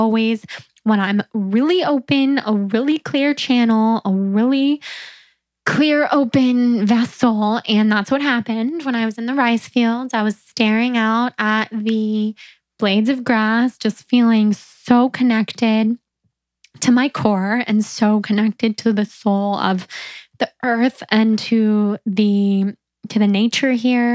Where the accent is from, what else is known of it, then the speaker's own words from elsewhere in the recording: near San Francisco, California, United States; moved away; also born or lived in New York; growing up near San Francisco